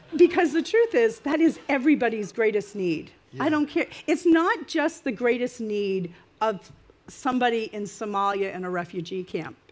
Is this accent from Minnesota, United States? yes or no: no; Maine, United States; now in New Jersey, United States; I'm from Maine. I'm not really a Jersey girl